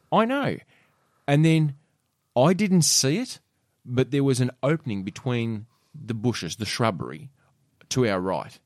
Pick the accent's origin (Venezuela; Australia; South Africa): Australia; Penguin, Tasmania; I remember growing up in Penguin